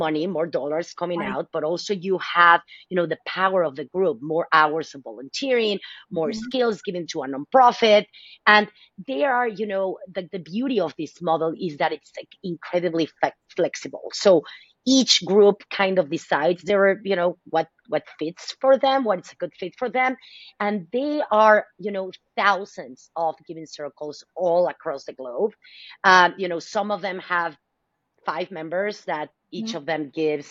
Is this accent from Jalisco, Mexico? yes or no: no; Mexico City, Mexico; also born or lived in Dallas, Texas; now in San Francisco Bay Area, United States; I am originally from Mexico City. So mm-hmm. as an immigrant, I wanted to give back to my community, right? This is my new country